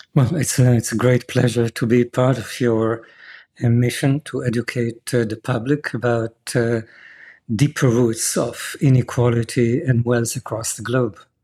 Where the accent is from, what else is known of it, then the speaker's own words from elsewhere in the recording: Jerusalem, Jerusalem District, Israel; I was born and raised in Jerusalem